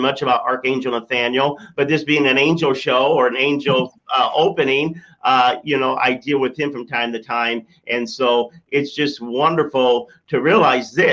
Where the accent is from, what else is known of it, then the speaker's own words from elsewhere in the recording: Michigan, United States; I'm from Michigan